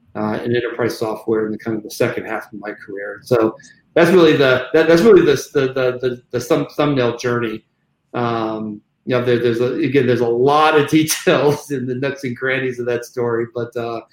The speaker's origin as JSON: {"language": "English", "town": "Corvallis", "region": "Oregon", "country": "United States", "tie": "born there", "said": "Interesting enough, I was born in Corvallis, Oregon, which when I say that to people, they always, bat an eye. Like they can't believe Black folks are from Oregon."}